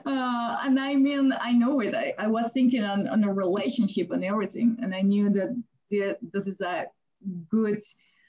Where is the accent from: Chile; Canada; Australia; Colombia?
Colombia; moved away as an adult; also born or lived in Germany; now in Beijing, China; I'm from Colombia and I stayed in Germany